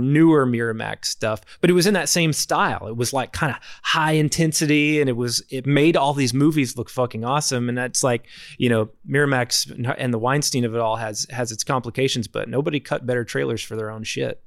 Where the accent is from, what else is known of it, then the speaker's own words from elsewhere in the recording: Arkansas, United States; I'm from Arkansas